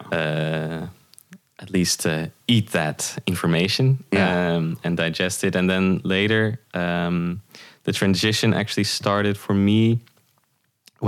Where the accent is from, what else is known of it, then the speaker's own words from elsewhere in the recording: The Hague, South Holland, Netherlands; I grew up in The Hague